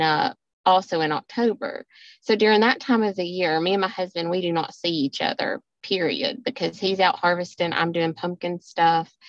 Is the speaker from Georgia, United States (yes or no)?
yes; Georgia, United States; accent: southern; I live in Georgia. You all know my southern accent